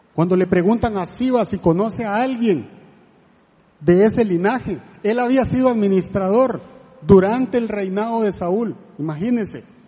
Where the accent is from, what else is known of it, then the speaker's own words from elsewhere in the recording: La Gomera, Escuintla, Guatemala; now in Costa Rica; yo soy de Guatemala, eh, de un lugar que se llama La Gomera